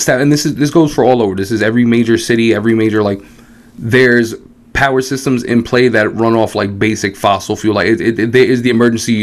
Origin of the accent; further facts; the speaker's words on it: New York City, New York, United States; we're West Side Manhattan kids.